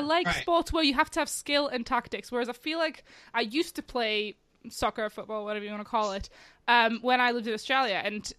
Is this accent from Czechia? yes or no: yes; Czechia; moved away; I'm originally from the Czech Republic